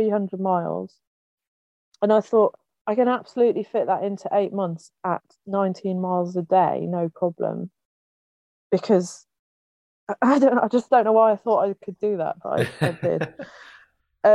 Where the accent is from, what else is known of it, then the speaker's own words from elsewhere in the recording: England, United Kingdom; moved away as an adult; now in Wales, United Kingdom; I was born in Wales. I grew up in England.